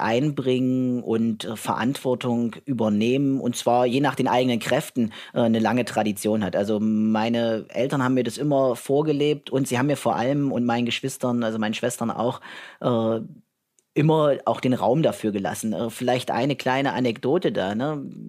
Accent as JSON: {"language": "German", "town": "Merseburg", "region": "Saxony-Anhalt", "country": "Germany", "tie": "born or raised there", "also_born_or_lived": "Halle / Jena / Berlin / Northern Ireland", "said": "ich komme äh, ursprünglich aus Merseburg, bin in Halle geboren, habe in Merseburg mein Abitur gemacht im Jahr 2000 am Domgymnasium"}